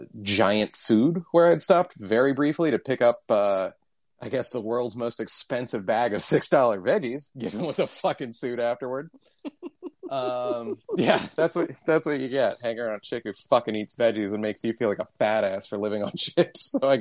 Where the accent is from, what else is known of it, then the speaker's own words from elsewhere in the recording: Maryland, United States; accent: Western Maryland; yeah, my Western Maryland accent, and it's just him